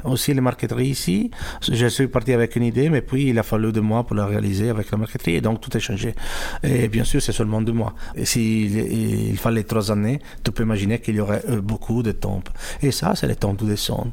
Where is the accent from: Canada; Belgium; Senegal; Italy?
Italy; French is a second language; moved away; also born or lived in United States / France / Switzerland / Germany; je suis italien